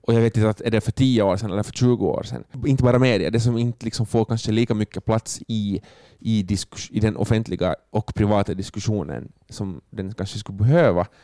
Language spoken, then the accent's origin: Swedish; Finland; som finländare